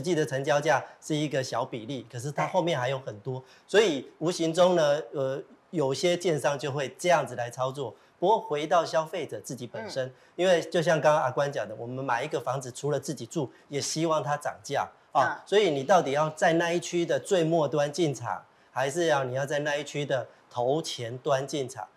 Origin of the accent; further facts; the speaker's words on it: Kaohsiung, Taiwan; now in Taipei, Taiwan; 我们在台北生活，呃，我本身是高雄人